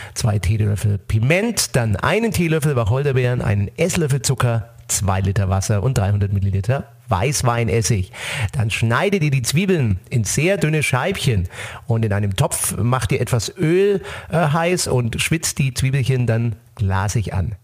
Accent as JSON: {"language": "German", "area": "Franconia", "region": "Bavaria", "country": "Germany", "tie": "born or raised there", "said": "ein fränkisches Rezept aus meiner schönen Heimat"}